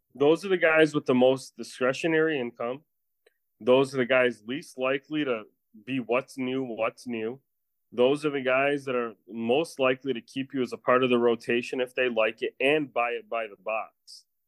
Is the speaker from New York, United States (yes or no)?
no; Chicago, Illinois, United States